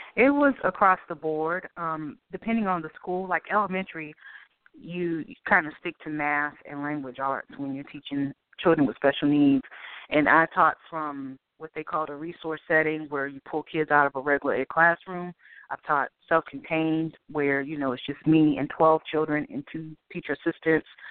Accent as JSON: {"language": "English", "town": "Boston", "region": "Massachusetts", "country": "United States", "tie": "born or raised there", "moved": "yes", "lives_now": "Durham, United States", "said": "Boston was cold. That's the best description I can give. Um, it was a great place to grow up"}